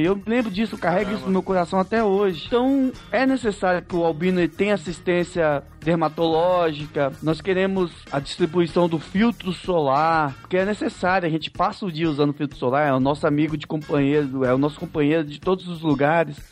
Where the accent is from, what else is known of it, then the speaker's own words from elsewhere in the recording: Rio de Janeiro, Brazil; also born or lived in Minas Gerais; now in Mato Grosso do Sul, Brazil; Eu cresci no Rio de Janeiro, morei 12 anos no Rio de Janeiro